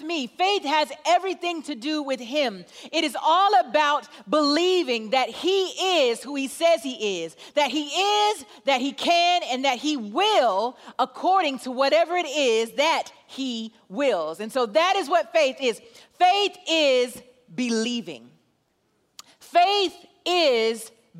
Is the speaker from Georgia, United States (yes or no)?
yes; Atlanta, Georgia, United States; I am from Atlanta, Georgia